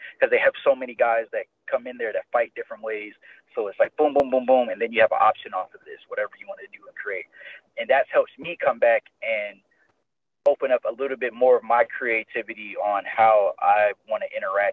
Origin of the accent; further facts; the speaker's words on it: Ohio, United States; moved away as an adult; now in Las Vegas, United States; my home state